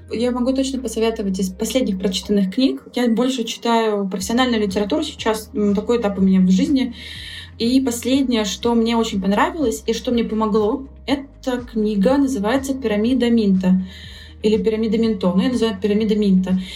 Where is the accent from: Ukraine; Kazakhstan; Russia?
Russia; Saint Petersburg; я сама из Петербурга